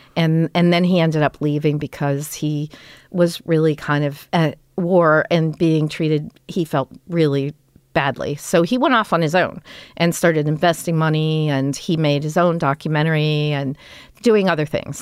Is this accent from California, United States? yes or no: yes; Los Angeles, California, United States; we grew up in Toluca Lake